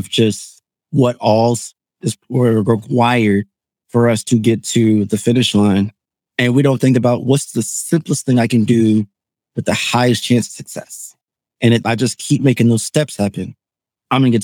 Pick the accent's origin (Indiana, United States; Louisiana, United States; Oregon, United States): Indiana, United States; suburbs of Chicago, Northwest; I'm originally from North Indiana, suburbs of Chicago. So really been a Chicago boy my whole life.